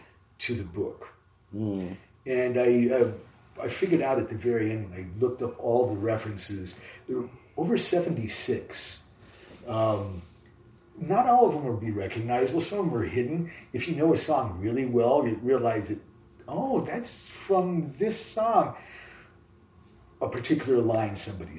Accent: Columbus, Ohio, United States; moved away; also born or lived in Chicago; I'm from Columbus, Ohio

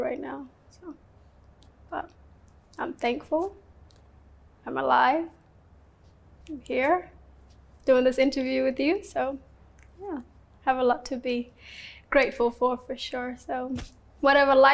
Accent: Australia; English is a second language; also born or lived in Kakuma refugee camp, Kenya / South Sudan; It's where I grew up for the first almost 8 years of my life before moving to Australia.

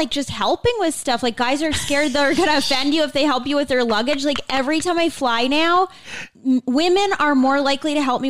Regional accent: Boston, Massachusetts, United States; Boston, Mass.

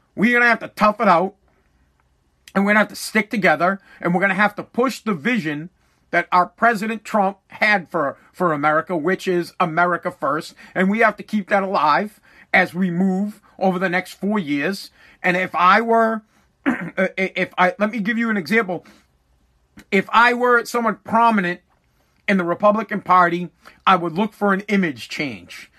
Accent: United States; That is my right as an American

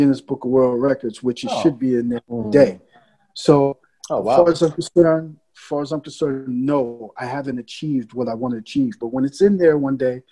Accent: New York City, New York, United States; I was born in the Bronx in the 70s

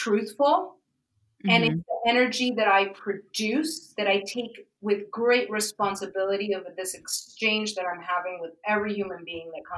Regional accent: New York City, New York, United States; I grew up in Manhattan

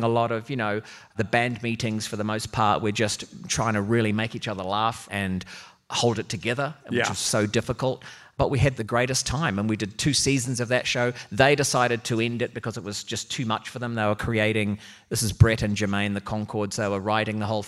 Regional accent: Auckland, New Zealand; I'm from Auckland

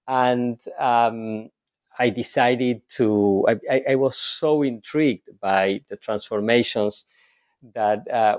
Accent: Argentina; So I was born and raised in Argentina, and I had a first professional career as a clinical psychologist.

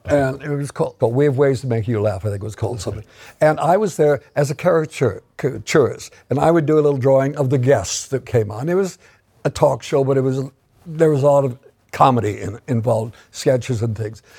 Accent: Minnesota, United States; moved away as an adult; now in England; Minnesota farm boy turns up in England

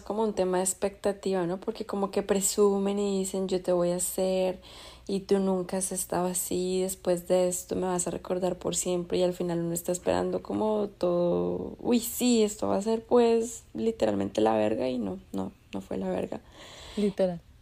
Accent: Colombia; yo soy de Colombia.

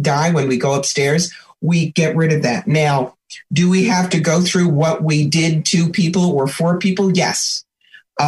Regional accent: New York, United States; I'm a New Yorker

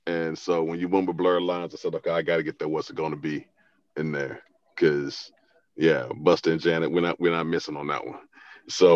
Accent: Alabama, United States; I'm from Bama, right? You know, so I mean, this is deep, deep, dirty South.

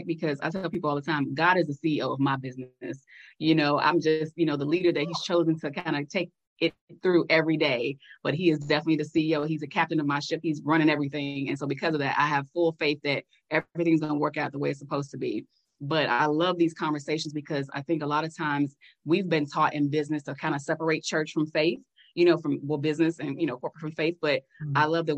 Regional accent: Chicago, Illinois, United States; we're both from Chicago

